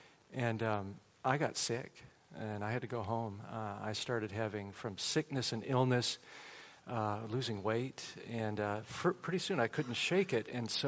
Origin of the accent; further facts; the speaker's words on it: Waukegan, Illinois, United States; moved away as an adult; now in Charleston, United States; I grew up in Chicago area. So I'm a Midwesterner at heart. And we moved to South Carolina when I was 35 years old, which was 20 years ago.